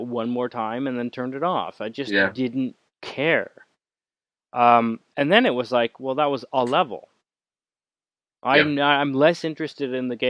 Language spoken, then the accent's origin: English; Canada; I'm Canadian